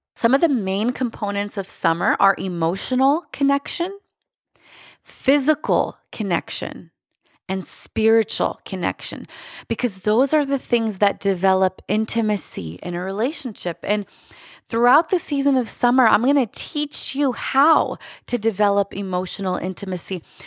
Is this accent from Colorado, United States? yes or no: no; Lancaster, Pennsylvania, United States; I come from Lancaster, Pennsylvania